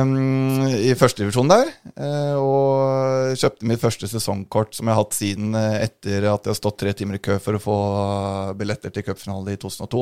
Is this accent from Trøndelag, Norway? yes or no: no; Oslo, Norway; jeg er fra Oslo øst